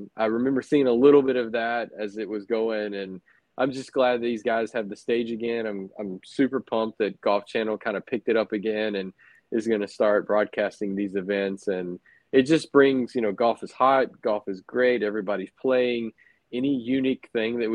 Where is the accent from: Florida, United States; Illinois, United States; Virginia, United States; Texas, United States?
Florida, United States; Cottondale; I grew up in the Panhandle of Florida